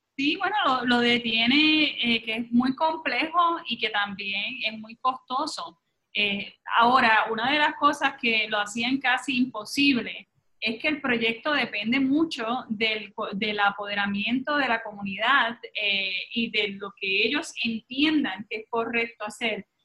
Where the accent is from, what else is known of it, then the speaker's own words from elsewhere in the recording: Puerto Rico; llevamos muy dentro de nosotros como ciudadanos puertorriqueños